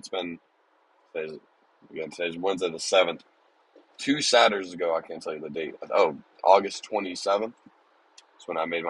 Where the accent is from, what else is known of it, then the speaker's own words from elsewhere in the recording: Orlando, Florida, United States; moved away as an adult; now in Tucson, United States; I grew up in Orlando.